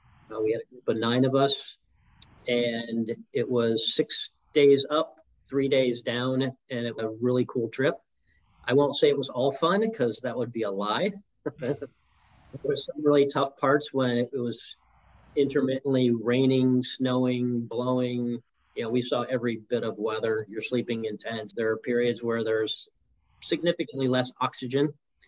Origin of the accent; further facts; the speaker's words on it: New York City, New York, United States; born there; now in Pittsburgh, United States; Well, I was born in New York City, but Pittsburgh is the 23rd place I've lived.